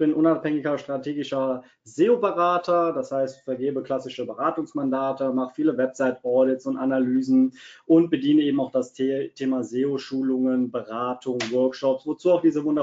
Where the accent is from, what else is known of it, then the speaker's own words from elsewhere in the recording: Cologne, North Rhine-Westphalia, Germany; born there; Ähm, ich bin ein gebürtiger Kölner. Das ist auch gar nicht so weit von Wiesbaden weg. Man hört es manchmal an meinem Dialekt.